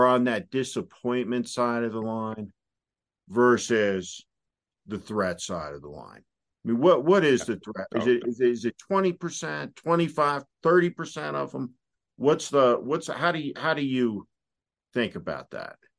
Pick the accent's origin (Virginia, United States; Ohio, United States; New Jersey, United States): New Jersey, United States; I'm from New Jersey.